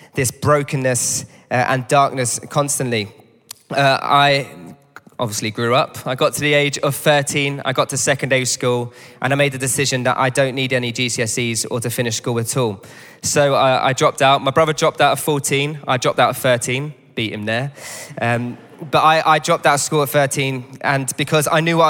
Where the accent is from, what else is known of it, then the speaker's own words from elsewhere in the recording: London, United Kingdom; I grew up not far from here. I'm a local lad. I grew up down on the World's End estate